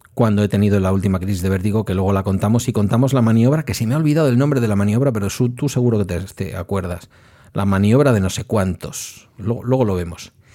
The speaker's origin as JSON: {"language": "Spanish", "region": "Basque Country", "country": "Spain", "also_born_or_lived": "Etxebarri", "said": "como soy vasco"}